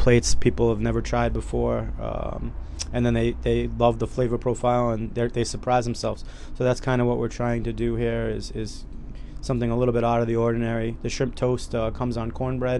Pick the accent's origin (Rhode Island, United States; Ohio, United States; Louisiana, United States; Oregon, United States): Rhode Island, United States; Cranston; born or raised there